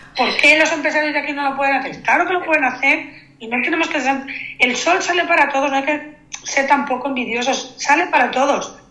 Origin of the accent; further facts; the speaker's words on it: Sant Antoni de Portmany, Balearic Islands, Spain; los que somos too much somos los de San Antonio